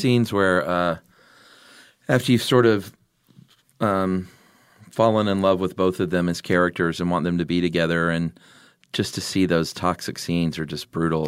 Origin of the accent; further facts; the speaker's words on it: the South, United States; growing up in the South